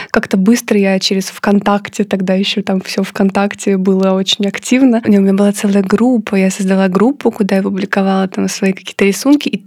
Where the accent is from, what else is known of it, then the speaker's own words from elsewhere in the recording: Korolyov, Moscow Oblast, Russia; я выросла в подмосковном Королеве